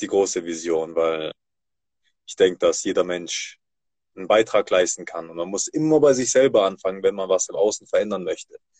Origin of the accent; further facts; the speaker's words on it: Germany; Tatsächlich bin ich hier in Deutschland geboren und aufgewachsen